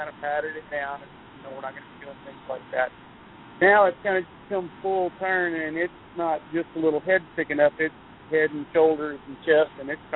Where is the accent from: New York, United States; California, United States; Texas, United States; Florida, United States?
Texas, United States; Houston; I grew up in Houston